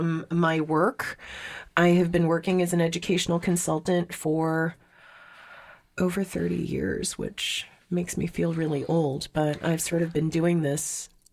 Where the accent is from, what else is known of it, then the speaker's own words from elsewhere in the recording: Montreal, Quebec, Canada; also born or lived in South Korea / Vancouver, Canada; now in Boston area, United States; Like, I grew up in Montreal. We moved to South Korea. We went from South Korea to Vancouver. I went from Vancouver back to South Korea and then to the Boston area